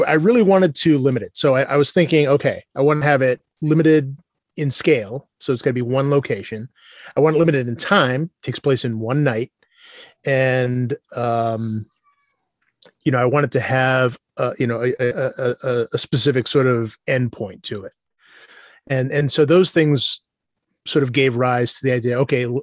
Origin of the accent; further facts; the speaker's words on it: Worcester, Massachusetts, United States; I grew up in Worcester